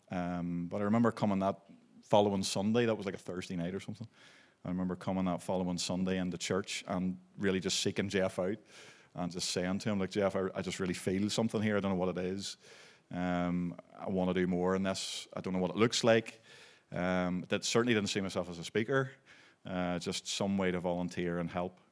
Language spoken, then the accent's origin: English; Belfast, Northern Ireland, United Kingdom; also born or lived in Maidstone, Kent, England; I was born in Belfast, and, um, we grew up through